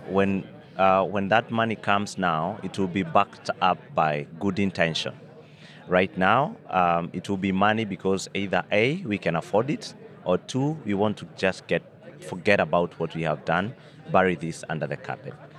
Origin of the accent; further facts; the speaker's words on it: Kenya; as a Kenyan